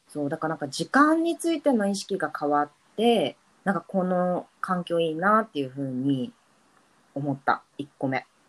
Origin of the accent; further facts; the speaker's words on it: Yokohama, Kanagawa, Japan; moved away as an adult; also born or lived in Tokyo; now in Brisbane, Australia; 私 もひなこも横浜生まれ